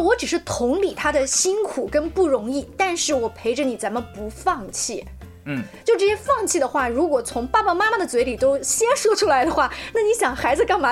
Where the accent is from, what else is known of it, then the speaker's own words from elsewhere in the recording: China; 我觉得我们中国人是非常非常热血沸腾的